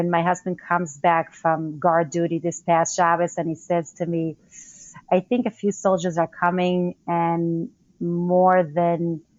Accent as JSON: {"language": "English", "region": "Northern District", "country": "Israel", "tie": "born or raised there", "said": "Okay, so I grew up in the Golan Heights, that's up north."}